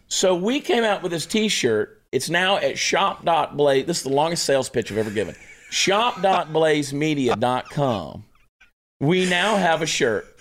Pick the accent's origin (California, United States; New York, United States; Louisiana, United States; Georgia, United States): Georgia, United States; Augusta; the city of Augusta, Georgia, my hometown